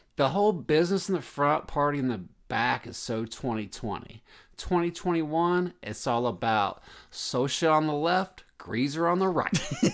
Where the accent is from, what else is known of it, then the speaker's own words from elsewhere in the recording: the South, United States; a kid growing up in the South